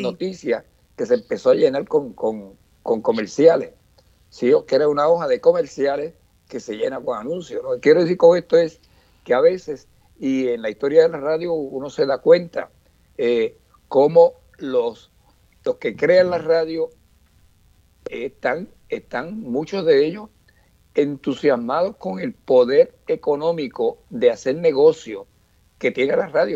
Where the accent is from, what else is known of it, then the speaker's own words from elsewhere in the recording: Orocovis, Puerto Rico; allá en mi pueblo de Gorocovi